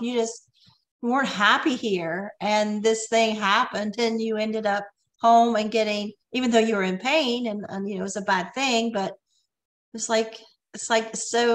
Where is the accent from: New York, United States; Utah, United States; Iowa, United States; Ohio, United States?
Ohio, United States; moved away as an adult; also born or lived in Michigan; We're from Ohio.